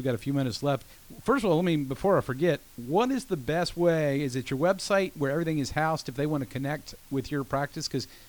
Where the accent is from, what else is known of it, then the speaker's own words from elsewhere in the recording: Georgia, United States; I'm from Georgia too